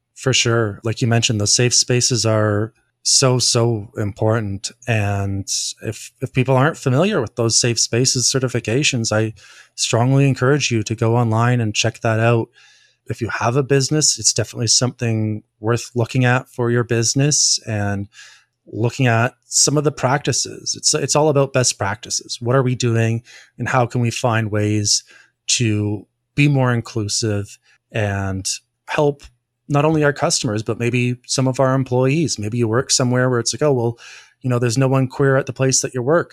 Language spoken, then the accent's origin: English; Ontario, Canada; I'm from Ontario.